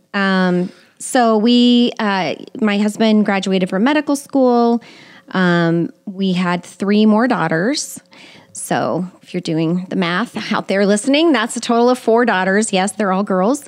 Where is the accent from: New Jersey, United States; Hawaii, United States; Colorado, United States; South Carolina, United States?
Colorado, United States; Colorado Springs; moved away as an adult; also born or lived in Kirksville, Missouri; I lived in Colorado Springs for most of my life, graduated from high school there